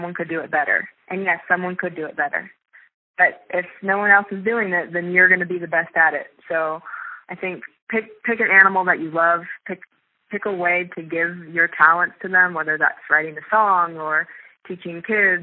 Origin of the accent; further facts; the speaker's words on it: Kansas City, United States; moved away as an adult; also born or lived in California; I grew up in the suburbs of Kansas City